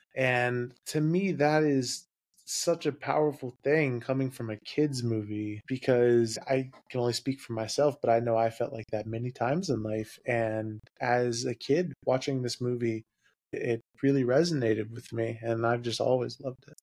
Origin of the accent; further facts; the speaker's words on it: Louisville, Kentucky, United States; moved away as an adult; also born or lived in California / Washington; I grew up in Louisville, Kentucky